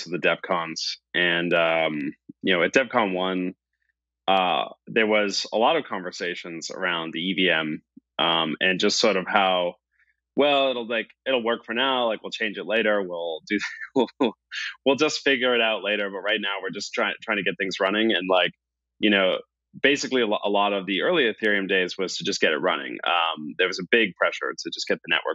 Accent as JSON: {"language": "English", "country": "Canada", "said": "I'm Canadian"}